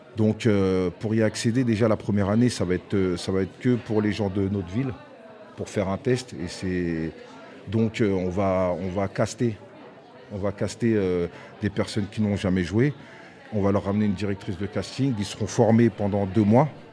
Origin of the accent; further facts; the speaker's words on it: Aulnay-sous-Bois, Île-de-France, France; où j'ai où j'ai grandi, euh, où on a grandi à Aulnay